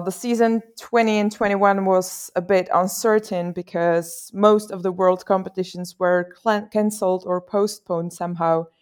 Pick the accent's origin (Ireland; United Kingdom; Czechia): Czechia; I'm from the Czech Republic